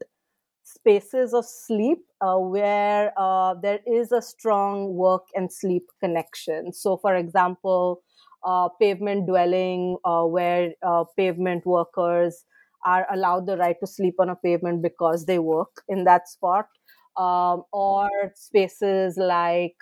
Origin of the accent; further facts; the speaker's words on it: Mumbai, Maharashtra, India; moved away; growing up, I grew up in Bombay